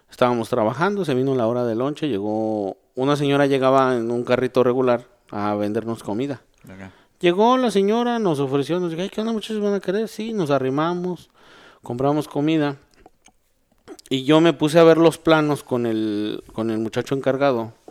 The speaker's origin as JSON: {"language": "Spanish", "country": "Mexico", "said": "Vengo de México"}